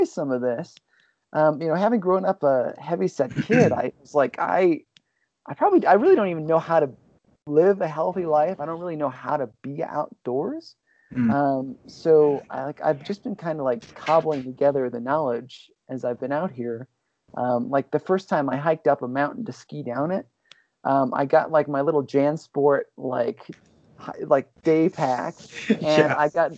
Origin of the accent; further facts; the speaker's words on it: Ohio, United States; moved away as an adult; also born or lived in Los Angeles; I grew up in Ohio, and out there, like, ball sports are king.